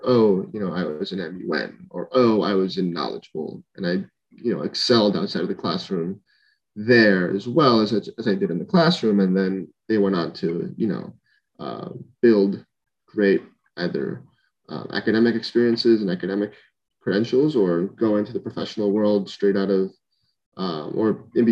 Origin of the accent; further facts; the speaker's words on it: San Pedro Sula, Cortés, Honduras; moved away as an adult; now in San Francisco, United States; We're all, born and raised in Honduras